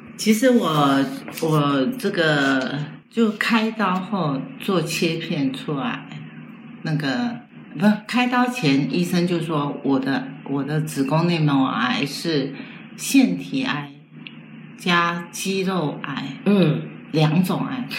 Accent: Taiwan; also born or lived in mainland China; 他知道我是台湾来的

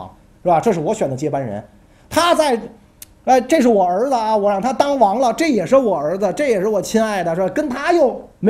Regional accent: China; 拜托，是日本人穿着我们中国人的服装好不好？

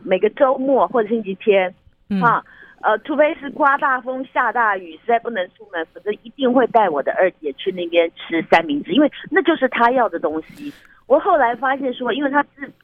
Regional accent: Taiwan; 我们台湾人

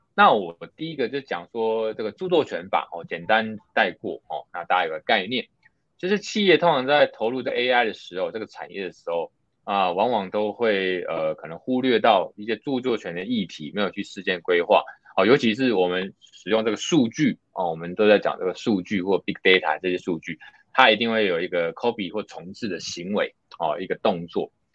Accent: Taiwan; 因为我们台湾这边其实还蛮讲求资通管理

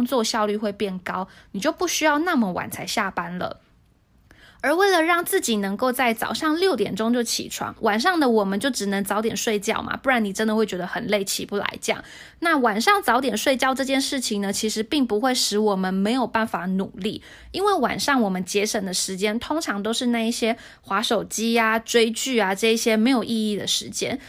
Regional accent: Hsinchu, Taiwan; moved away as an adult; now in Taipei, Taiwan; 因为我是新竹人

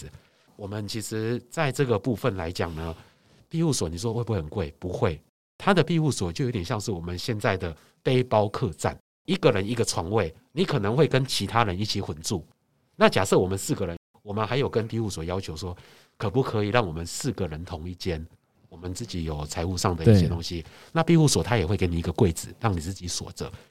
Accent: Taiwan; 所以其实语言不通，我觉得我们台湾人肢体语言厉害啊。

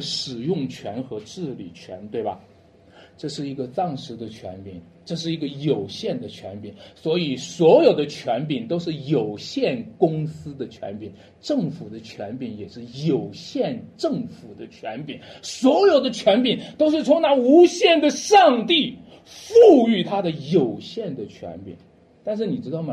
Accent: Shanxi, China; 我是个山西人，我一直深深地扎根在山西这个土地上

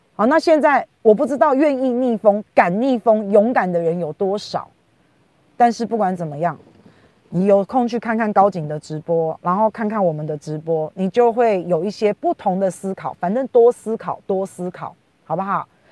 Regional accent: Taiwan; 我们台湾人

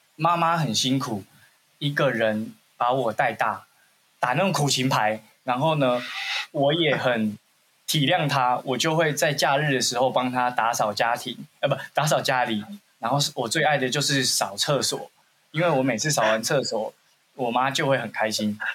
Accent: Xinzhuang, New Taipei, Taiwan; 我小时候在西，下新庄长大

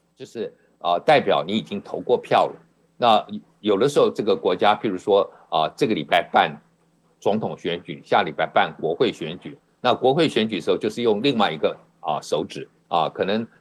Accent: Taiwan; 我从台湾来

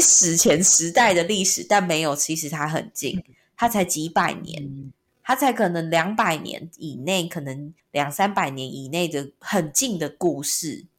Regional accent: Taiwan; first language Taiwanese Hokkien; Chinese is a second language; 我对自己的自我认知是我就是台湾这片土地的人，那我就是台湾人

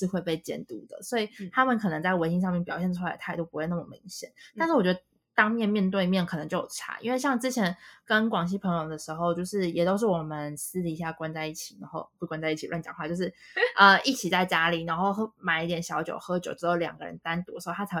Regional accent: Taiwan; 我说：“我们是台湾人。”因为因为他们在西北地区，本来台湾人就很少。

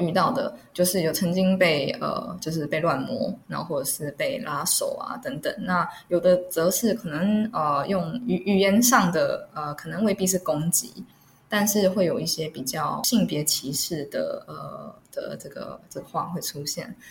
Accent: Erlin, Changhua County, Taiwan; moved away as an adult; also born or lived in Taipei; 因为在二零嘛，所以我就是在二零国小，二零国中

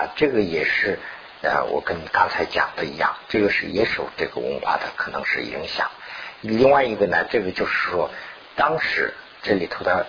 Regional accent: China; 我们是从大陆过来的嘛，毛泽东就是有这个情况。

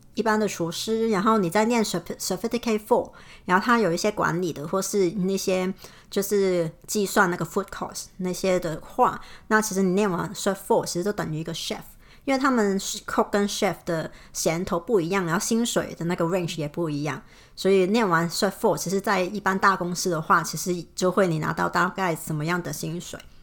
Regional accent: Hong Kong; moved away; 我是香港的

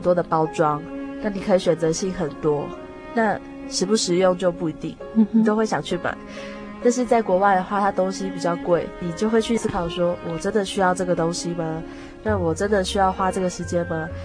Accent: Taiwan; 我们同样来自台湾

